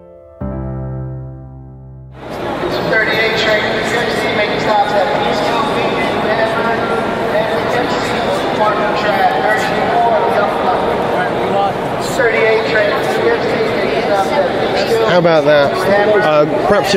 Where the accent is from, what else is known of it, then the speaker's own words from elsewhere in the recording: Wales, United Kingdom; I'm a Welshman in New York.